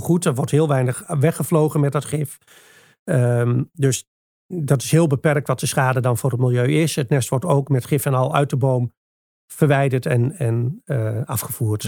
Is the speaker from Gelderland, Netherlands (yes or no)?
yes; Achterhoek, Gelderland, Netherlands; bij ons in de Achterhoek